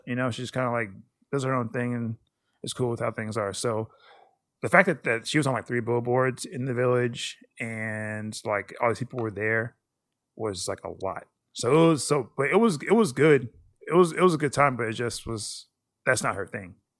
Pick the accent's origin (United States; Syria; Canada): United States; I'm American